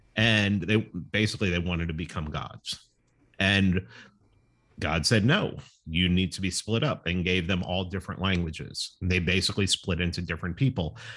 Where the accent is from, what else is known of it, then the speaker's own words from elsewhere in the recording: New York City, New York, United States; growing up in New York City